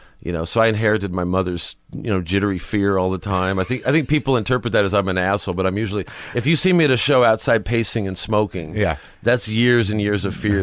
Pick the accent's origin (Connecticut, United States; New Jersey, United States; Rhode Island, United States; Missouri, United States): Missouri, United States; Sedalia; moved away; I grew up in Missouri.